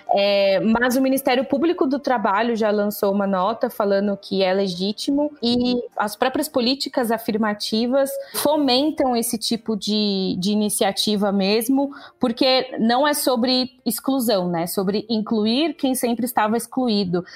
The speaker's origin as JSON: {"language": "Portuguese", "region": "interior of São Paulo", "country": "Brazil", "tie": "born or raised there", "moved": "as an adult", "lives_now": "São Paulo, Brazil", "said": "eu sou do interior de São Paulo, eu não sou daqui da capital."}